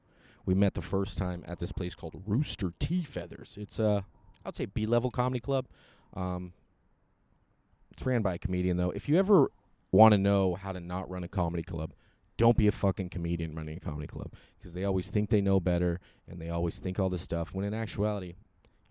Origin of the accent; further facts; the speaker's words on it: San Francisco or Sacramento, California, United States; I was from San Francisco or Sacramento.